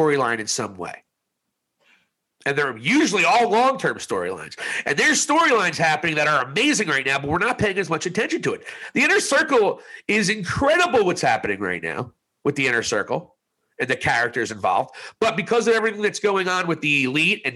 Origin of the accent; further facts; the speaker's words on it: New Jersey, United States; I was from New Jersey